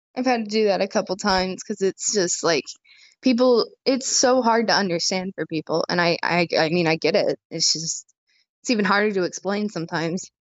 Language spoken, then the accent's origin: English; Indiana, United States; from Indiana.